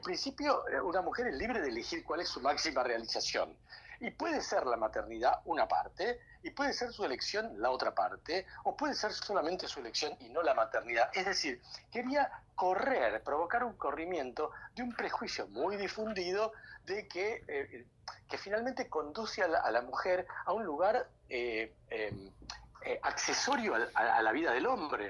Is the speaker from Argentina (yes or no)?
yes; Argentina; así somos nosotros los argentinos